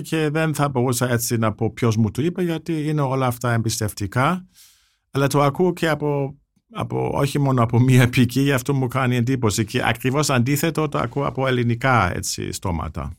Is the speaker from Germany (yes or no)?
yes; Germany; now in Greece; ως Γερμανός φιλέλλην που ζει στην Ελλάδα